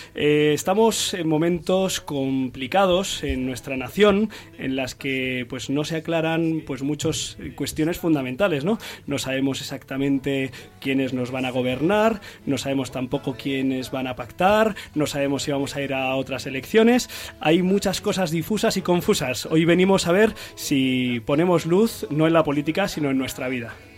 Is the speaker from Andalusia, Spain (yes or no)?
no; Ciempozuelos, Community of Madrid, Spain; el párroco de Cienpozuelos, mi pueblo, mi parroquia